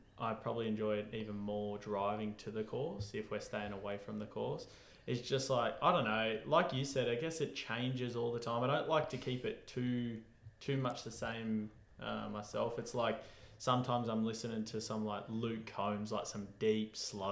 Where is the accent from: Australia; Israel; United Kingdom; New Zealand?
Australia; being an Aussie